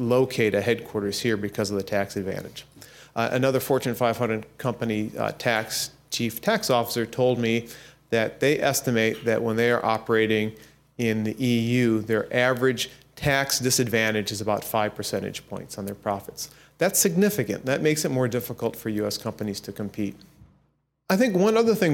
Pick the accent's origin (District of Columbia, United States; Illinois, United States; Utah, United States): Illinois, United States; Peoria; my hometown of Peoria, Illinois